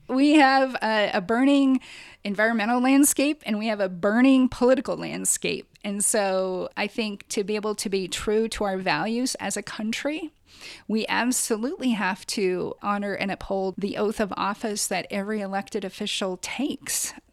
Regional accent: Quinault River, Washington, United States; I grew up on the Quinault River fishing with my grandparents

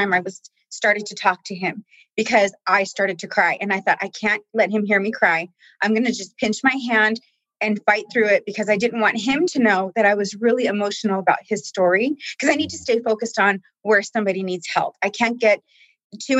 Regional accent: California, United States; moved away as an adult; now in Utah, United States; we are here in Utah. I'm originally from California. I moved here back in 2013

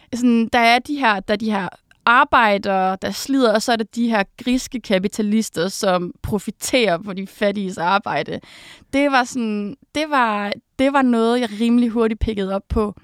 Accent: Uberud, Southern Denmark, Denmark; also born or lived in Odense; jeg er født i Odense, og så kommer jeg fra en lille landsby, som hedder Uberud, mm. hvor jeg har boet, siden jeg var helt lille

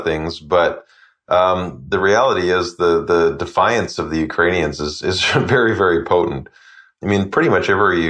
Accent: Canada; as a Canadian

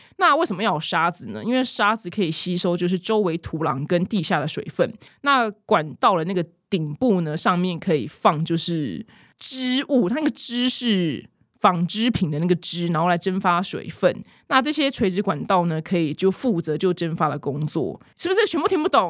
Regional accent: Taiwan; now in United States; 我是台湾人，但是我的护照上面写 Fucking Republic of China

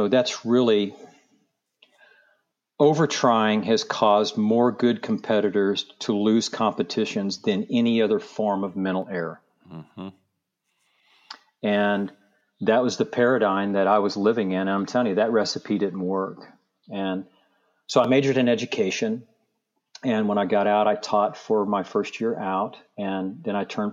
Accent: just north of Tulsa, Oklahoma, United States; now in Palm Beach, United States; I grew up in Oklahoma, just north of Tulsa, in a small town of about 2,500 people

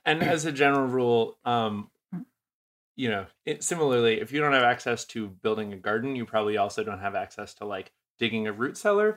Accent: New England, United States; moved away; I'm originally from New England

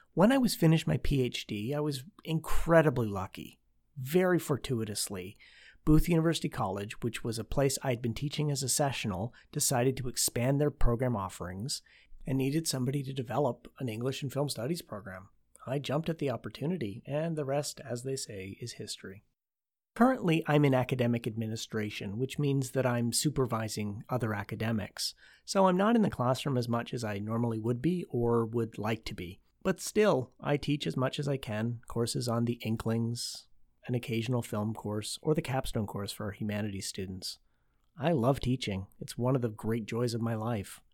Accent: Oshawa, Ontario, Canada; Growing up in Oshawa, Ontario, Canada

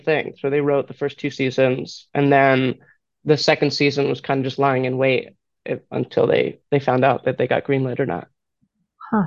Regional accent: Philadelphia, Pennsylvania, United States; I grew up in Philadelphia.

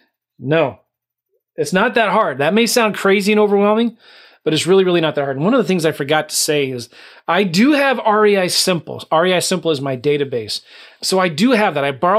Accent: California, United States; now in St. Louis, United States; Well, I'm not from St. Louis. I was from California, but I live in St. Louis.

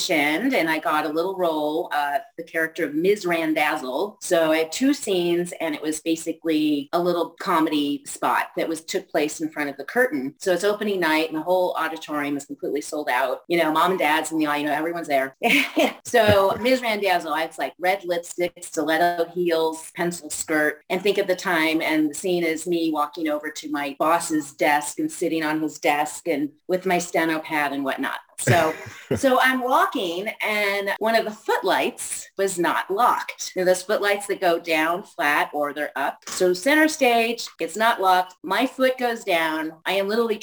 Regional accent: Missouri, United States; I grew up in Missouri, and they had season tickets to the Muni Opera

